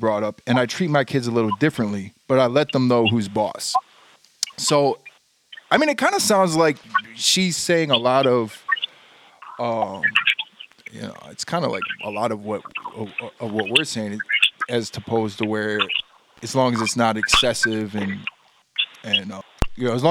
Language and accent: English; Texas, United States; I grew up in Texas.